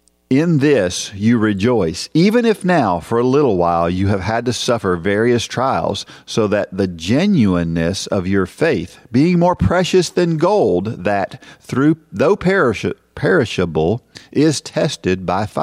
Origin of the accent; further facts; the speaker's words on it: Massachusetts, United States; I am from Massachusetts. In fact, I grew up just two towns over from where the marathon starts.